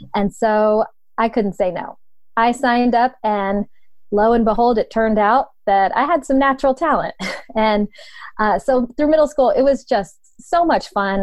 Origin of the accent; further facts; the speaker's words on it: Poland, Ohio, United States; moved away as an adult; also born or lived in Youngstown, Ohio; now in Canton, United States; I was born and raised in Youngstown, uh, grew up in Poland, Ohio